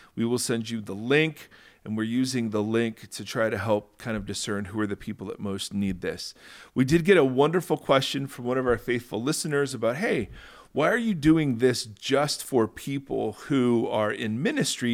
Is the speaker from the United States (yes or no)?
yes; Lexington, Ohio, United States; I grew up in Lexington